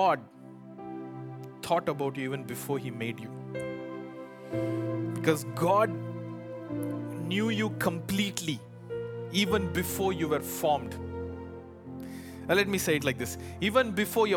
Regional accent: India; English is a second language; moved away; I come from India.

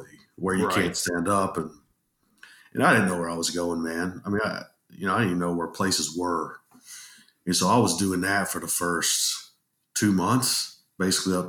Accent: Dallas, Texas, United States; also born or lived in Columbia, Missouri; now in Arkansas, United States; I'm from Dallas, Texas originally

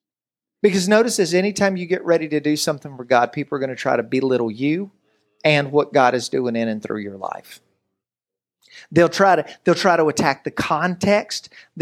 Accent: Virginia, United States; Now, I am from Tennessee, not West Virginia, okay? So I'm from Virginia, not West Virginia.

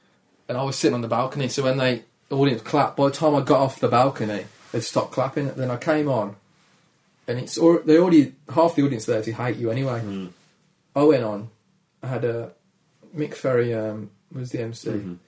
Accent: Dudley, West Midlands, United Kingdom; accent: Dudley; My accent is quite, yeah, it's quite gravelly. It's friendly, gravelly, sad, but won't rob you. Do you know what I mean? Like Dudley Gravelly sad.

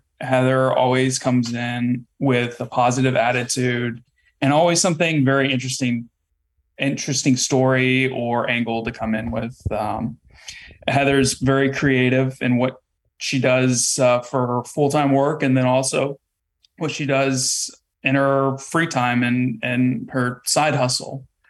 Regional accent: Texas, United States; I'm from Texas and, I learned how to make homemade tortillas.

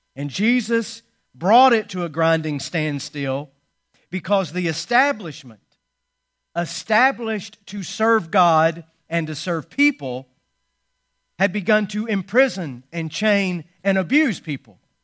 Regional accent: Georgia, United States; my home state

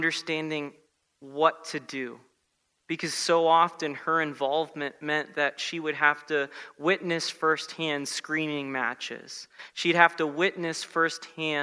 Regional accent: South Florida, United States; I grew up in South Florida

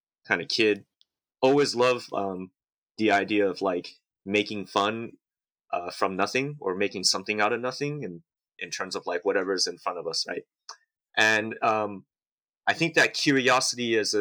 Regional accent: San Diego, California, United States; also born or lived in Houayxay, Bokeo, Laos; I'm born in Laos and raised in San Diego.

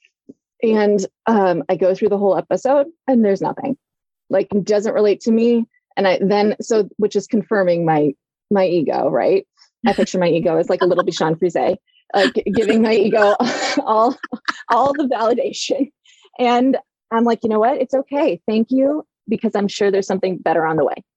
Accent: Illinois, United States; We're both from Illinois.

